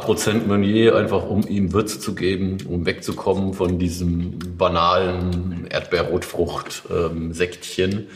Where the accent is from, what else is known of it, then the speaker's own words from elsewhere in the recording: Odenwald, Hesse, Germany; ich ja eigentlich auch gebürtiger Odenwälder bin